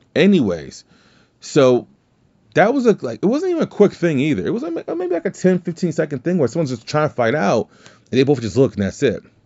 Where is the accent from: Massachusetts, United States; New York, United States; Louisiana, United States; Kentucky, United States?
Louisiana, United States; I'm from Louisiana